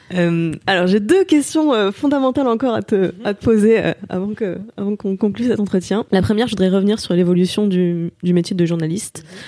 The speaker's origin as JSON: {"language": "French", "town": "Saint-Avold", "region": "Grand Est", "country": "France", "tie": "born or raised there", "also_born_or_lived": "Martinique", "moved": "as an adult", "lives_now": "Paris, France", "said": "C'est très loin de chez moi maintenant, mais c'est, euh, je suis une enfant du pays"}